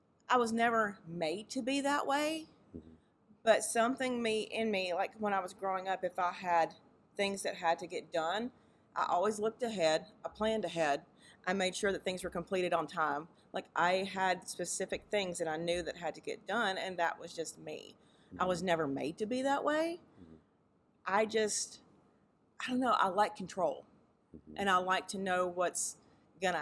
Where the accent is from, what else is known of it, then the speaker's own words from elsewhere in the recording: Mississippi, United States; I'm from Mississippi. So growing up in the Deep South